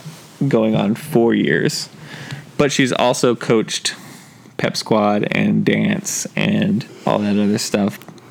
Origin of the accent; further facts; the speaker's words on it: San Antonio, Texas, United States; we're both from San Antonio.